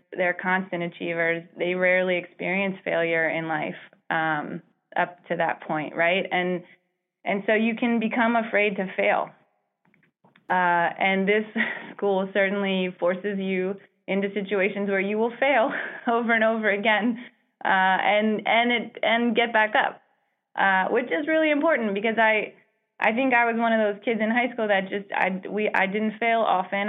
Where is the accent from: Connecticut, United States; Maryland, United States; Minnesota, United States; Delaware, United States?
Maryland, United States; Baltimore; I grew up in Baltimore City